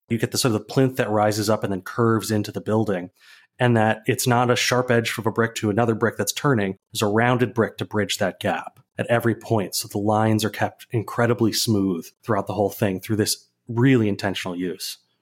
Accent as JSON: {"language": "English", "town": "Saint Paul", "region": "Minnesota", "country": "United States", "moved": "as an adult", "lives_now": "Chicago, United States", "said": "I am from Saint Paul, Minnesota originally, which is a good brick town"}